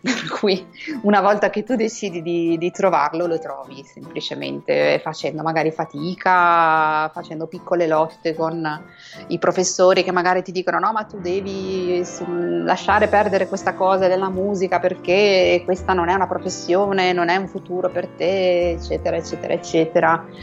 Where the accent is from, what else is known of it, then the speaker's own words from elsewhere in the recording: Borgonovo Val Tidone, Emilia-Romagna, Italy; now in Madrid, Spain; sono originaria di Piace, della provincia di Piacenza, si chiama Borgonovo Valtidone, questo piccolo paesino di 6.000 anime